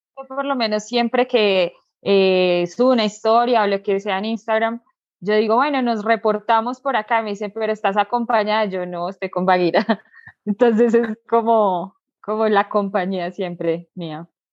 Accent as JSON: {"language": "Spanish", "region": "Bogotá", "country": "Colombia", "said": "yo soy de Colombia, exactamente del departamento de Cundinamarca, en la capital, Bogotá."}